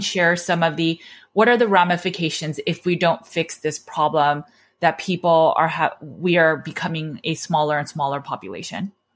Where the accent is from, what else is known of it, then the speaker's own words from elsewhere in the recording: United States; I was born and raised in America